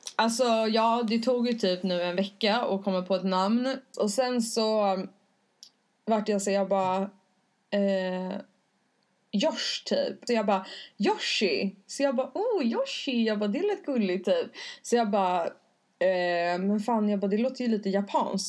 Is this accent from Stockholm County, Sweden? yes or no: yes; Stockholm, Stockholm County, Sweden; jag kommer från Stockholm